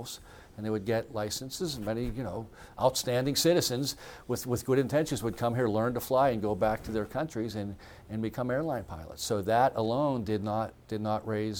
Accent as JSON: {"language": "English", "country": "United States", "said": "as an American"}